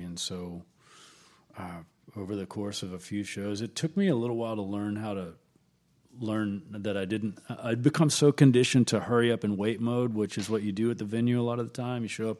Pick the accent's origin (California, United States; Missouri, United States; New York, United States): Missouri, United States; Kennett; now in Austin, United States; No, I'm originally from Southeast Missouri.